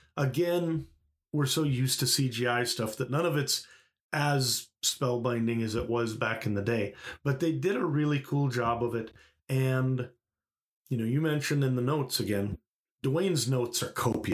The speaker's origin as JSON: {"language": "English", "region": "Minnesota", "country": "United States", "tie": "born or raised there", "said": "I was born in Minnesota in the modern era"}